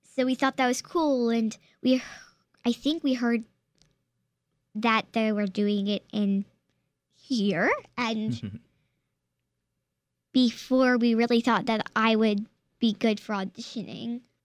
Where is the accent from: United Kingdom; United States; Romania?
United States; Charlottesville, Virginia; born or raised there